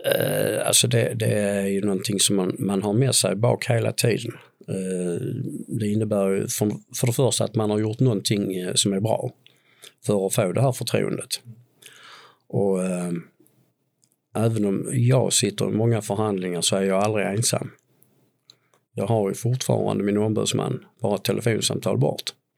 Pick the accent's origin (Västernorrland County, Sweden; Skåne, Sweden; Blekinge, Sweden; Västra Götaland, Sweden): Skåne, Sweden; Tomelilla; jag är en påge från Tomelilla